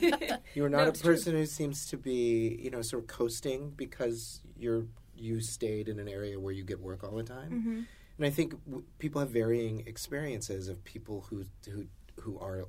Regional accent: North Carolina, United States; moved away; I'm from North Carolina originally.

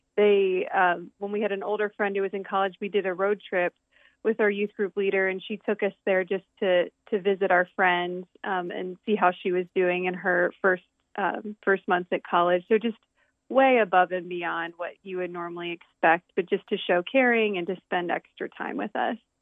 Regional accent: right outside of Baltimore, Maryland, United States; now in Lancaster, United States; I grew up on the east coast of the United States in, in Maryland.

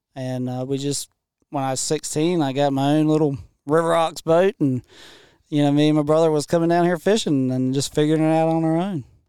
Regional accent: Washington County, North Carolina, United States; I grew up in Washington County, not too far from here

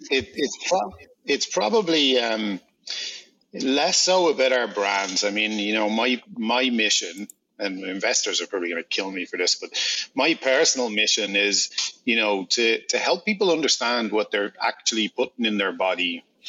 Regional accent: Ireland; I'm Irish

